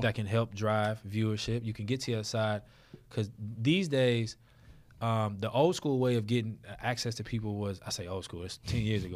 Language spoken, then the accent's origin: English; New Orleans, Louisiana, United States; I'm from New Orleans